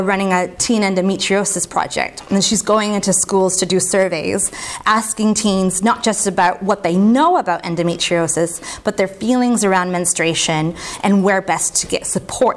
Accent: United States; I'm American

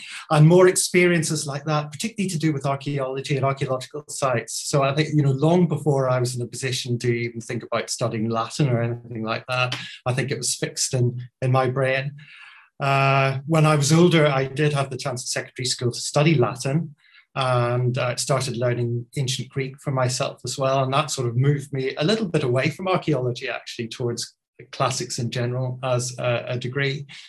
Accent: Belfast, Northern Ireland, United Kingdom; also born or lived in London; now in Oxford, United Kingdom; I was born and brought up in Belfast.

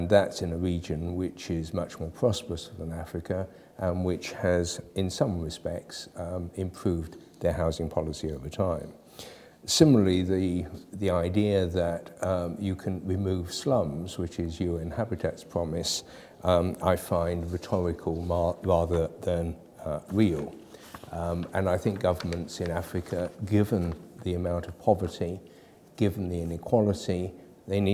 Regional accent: United Kingdom; I'm British, but I've been working for more than 40 years on housing in Latin America

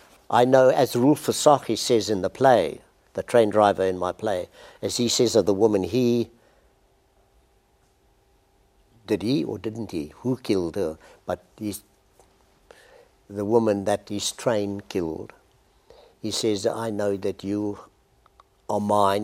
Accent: Port Elizabeth, Eastern Cape, South Africa; into my region, Port Elizabeth, the Eastern Cape, which I know very well.

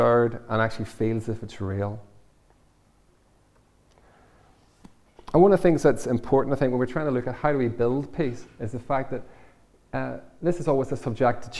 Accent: Northern Ireland, United Kingdom; when I grew up in Northern Ireland

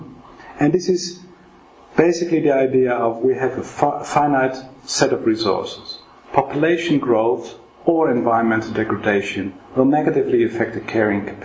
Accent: Netherlands; now in Oxford, United Kingdom; I'm from Holland

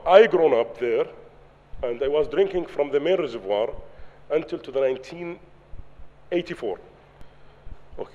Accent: Umm el-Jimal, Mafraq Governorate, Jordan; English is a second language; I am from Umm El Jamal. I am representative of the local community

